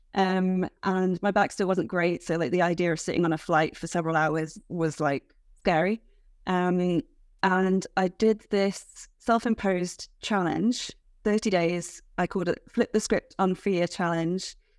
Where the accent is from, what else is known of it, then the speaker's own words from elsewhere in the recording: United Kingdom; as a British person